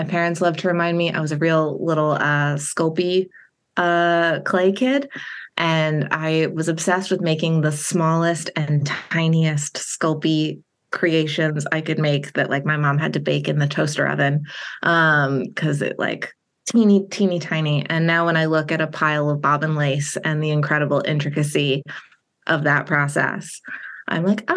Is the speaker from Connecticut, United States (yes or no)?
yes; Connecticut, United States; moved away as an adult; also born or lived in Richmond, Virginia / Gatlinburg, Tennessee; now in Baltimore, United States; I grew up in Connecticut in the Northeast U.S.